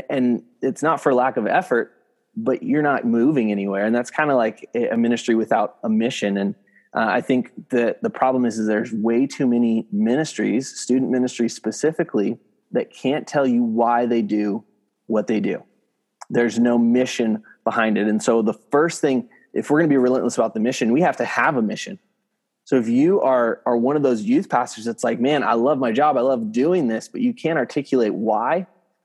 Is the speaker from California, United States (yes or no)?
yes; San Diego, California, United States; moved away as an adult; also born or lived in San Francisco Bay Area; now in San Francisco, United States; I'm at a church up in San Francisco area. So about 8 hours north of where I grew up in San Diego